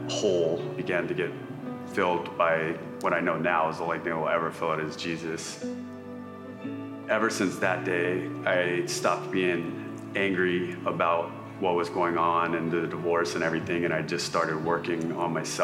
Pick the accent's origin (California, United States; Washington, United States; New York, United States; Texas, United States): California, United States; Southern; I grew up in Southern California